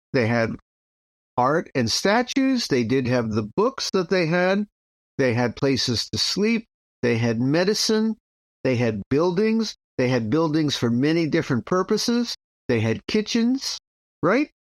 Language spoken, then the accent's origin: English; United States